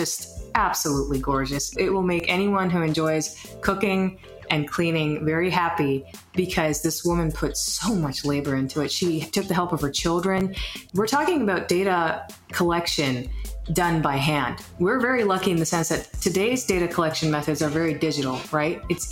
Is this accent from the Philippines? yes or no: no; northern Pakistan, Pakistan; I'm from Northern Pakistan